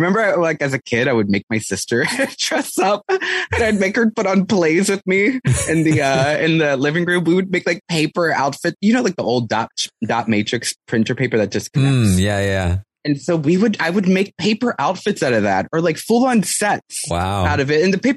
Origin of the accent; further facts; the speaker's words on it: San Antonio, Texas, United States; I grew up in San Antonio, Texas